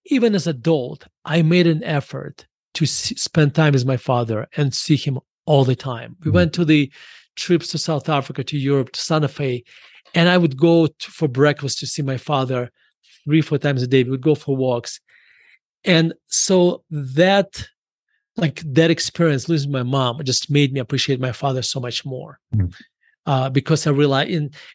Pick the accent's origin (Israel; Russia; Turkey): Russia; now in United States; me being growing up in Russia